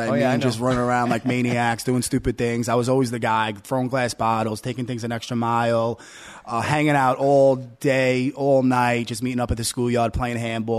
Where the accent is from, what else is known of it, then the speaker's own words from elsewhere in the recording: Staten Island, New York, United States; also born or lived in Brooklyn; No, actually, I grew up in Staten Island.